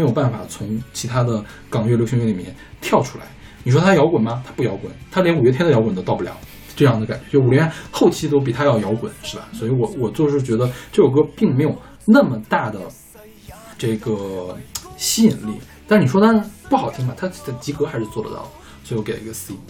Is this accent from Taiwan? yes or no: no; China